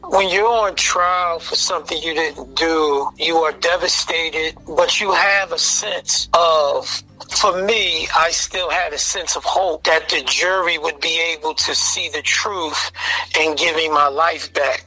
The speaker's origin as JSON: {"language": "English", "town": "Philadelphia", "region": "Pennsylvania", "country": "United States", "tie": "born or raised there", "said": "I grew up in Philadelphia, the North Philadelphia area, uh, Abbotsford Projects."}